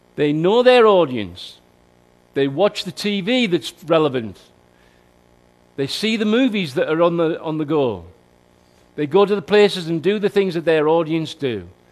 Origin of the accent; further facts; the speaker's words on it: Newton Aycliffe, North East England, United Kingdom; That's my hometown